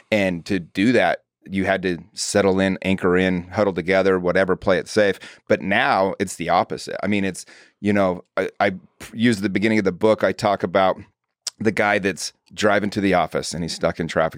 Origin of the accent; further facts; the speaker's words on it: Utah, United States; I grew up in Utah